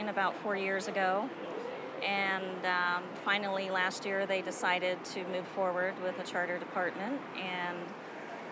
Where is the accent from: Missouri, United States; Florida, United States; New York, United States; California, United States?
Florida, United States; I am from Florida. I'm a Floridian